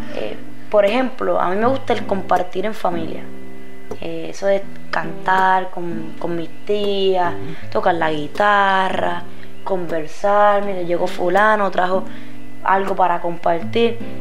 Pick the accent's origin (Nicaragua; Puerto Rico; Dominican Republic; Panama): Puerto Rico; Aguas Buenas; also born or lived in Caguas; Yo no nací aquí, pero siempre estudié aquí. Estudié en casi todas las escuelas públicas de Aguas Buenas.